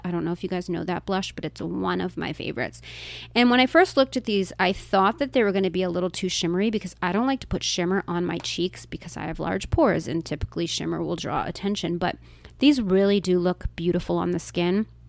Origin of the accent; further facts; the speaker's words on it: United States; as an American